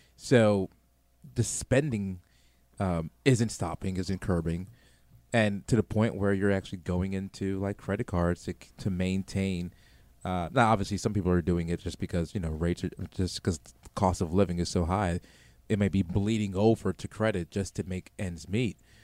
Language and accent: English; New York City, New York, United States; moved away; I'm from New York City originally